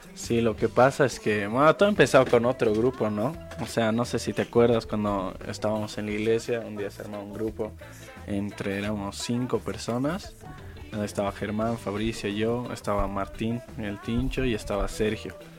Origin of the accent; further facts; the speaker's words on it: Bolivia; como músicos bolivianos